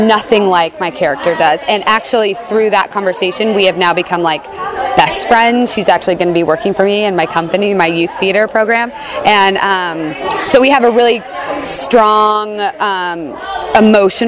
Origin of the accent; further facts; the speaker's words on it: Mission Viejo, California, United States; also born or lived in New York; I grew up in Mission Viejo, and I lived in New York for about 5 years